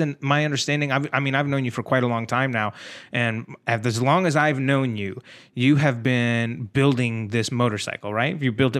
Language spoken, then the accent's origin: English; San Antonio, Texas, United States; now in Los Angeles, United States; I grew up in Texas, in San Antonio, Texas, where the weather is like really, really warm. And then I moved from Texas to Los Angeles, where the weather is, you know, all the time is gorgeous, you know.